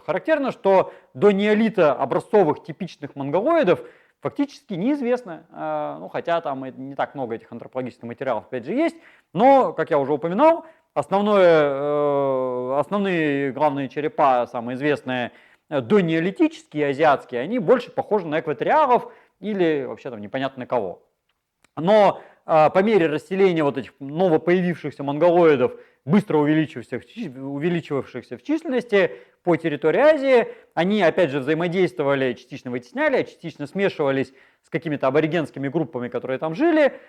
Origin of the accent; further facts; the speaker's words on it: Chita, Zabaykalsky Krai, Russia; moved away; мои родители из Европы приехали в Читу, а я из Читы уехал обратно